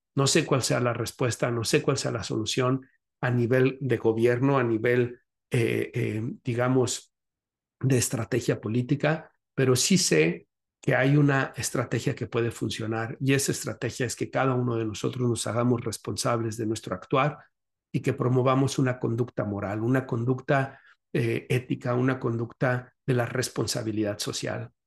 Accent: Guadalajara, Jalisco, Mexico; moved away as an adult; now in Chicago, United States; En Guadalajara estuve visitando a mis familiares, a mis seres queridos, pues es la tierra en donde nací y que me vio crecer

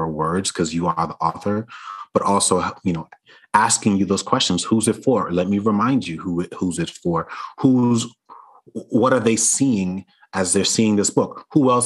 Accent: New York City, New York, United States; I grew up in Brooklyn, New York

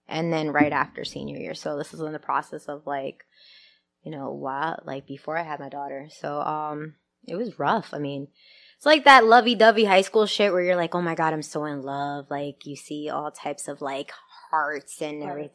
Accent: New York, United States; I'm from Brooklyn.

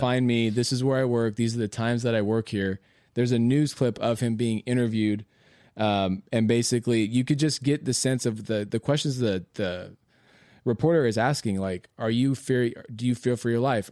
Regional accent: Modesto, California, United States

